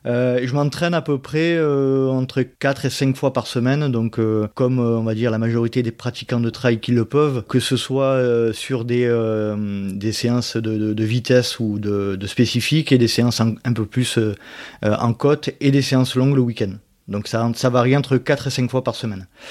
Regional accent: Aix-en-Provence, Provence-Alpes-Côte d'Azur, France; je suis d'Aix-en-Provence, à côté d'Aix-en-Provence, voilà. D'où la raison de mon accent

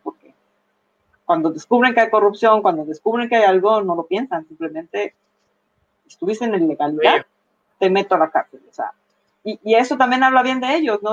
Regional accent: Mexico; nosotros como mexicanos

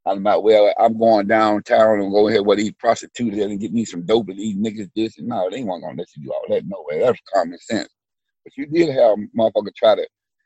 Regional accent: Memphis, Tennessee, United States; when I was growing up in Memphis, Tennessee

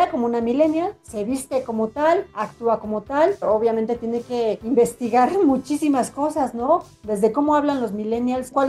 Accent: Veracruz, Mexico; Pero si soy de Veracruz.

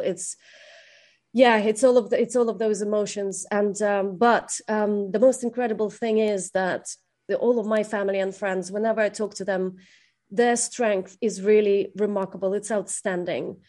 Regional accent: Kherson Oblast, Ukraine; now in London, United Kingdom; Kherson, which is my region, is Ukraine. My hometown is Ukraine.

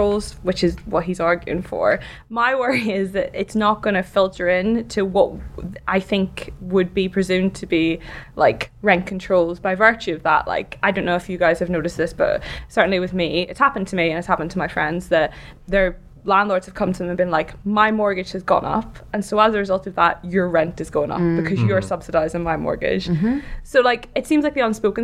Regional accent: Ireland; moved away; I'm Irish.

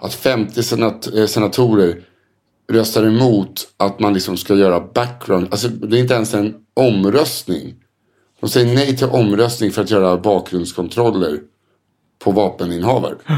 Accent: Sweden; som svensk

